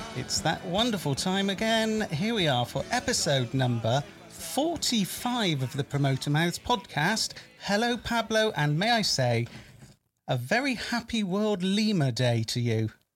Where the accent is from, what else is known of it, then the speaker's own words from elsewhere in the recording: Bristol, South West England, United Kingdom; I'm from Bristol area